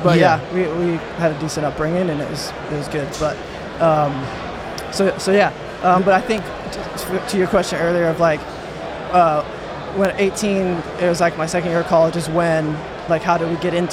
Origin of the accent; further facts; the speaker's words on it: Baytown, Texas, United States; Dirty Bay, Baytown, Texas